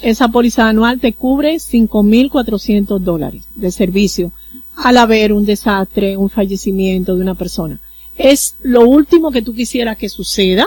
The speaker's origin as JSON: {"language": "Spanish", "country": "Dominican Republic", "moved": "yes", "lives_now": "Curaçao", "said": "yo soy extranjera. Yo no soy de Curazao, yo soy dominicana"}